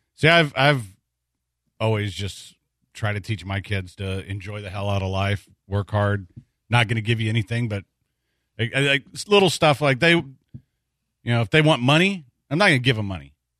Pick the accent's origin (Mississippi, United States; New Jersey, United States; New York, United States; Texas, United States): Texas, United States; I'm a Texan